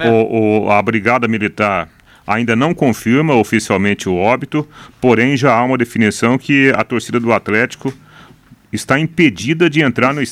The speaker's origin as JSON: {"language": "Portuguese", "town": "Jataizinho", "region": "Paraná", "country": "Brazil", "tie": "born there", "said": "Seu Milton Bice, que é originário lá da, da água do Pari onde eu nasci, em Jataizinho."}